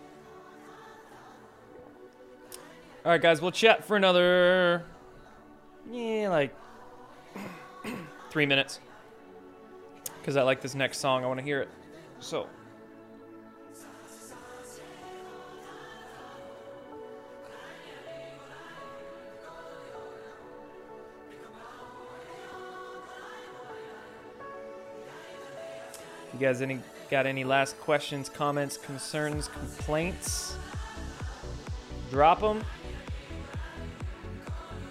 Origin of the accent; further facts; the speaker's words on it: Bremerton, Washington, United States; my hometown actually. Bremerton, Washington.